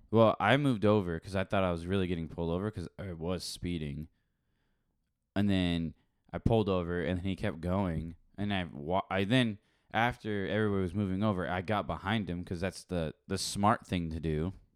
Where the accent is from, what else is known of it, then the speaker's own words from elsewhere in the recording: England, United Kingdom; I'm English